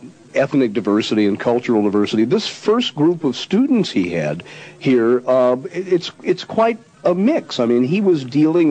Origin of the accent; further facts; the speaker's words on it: Indiana, United States; moved away; also born or lived in Washington, D.C.; I grew up in Indiana. I lived in Washington, D.C., but during that era, I was in college in Indiana